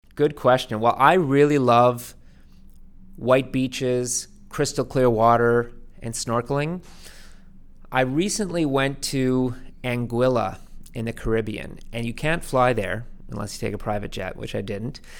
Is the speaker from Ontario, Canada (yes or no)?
no; Vancouver, British Columbia, Canada; now in Toronto, Canada; I grew up in Vancouver